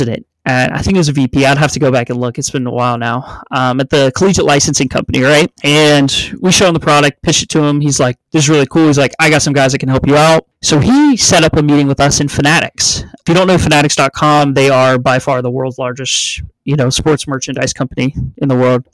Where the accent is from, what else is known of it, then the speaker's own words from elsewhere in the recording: the South, United States; growing up in the South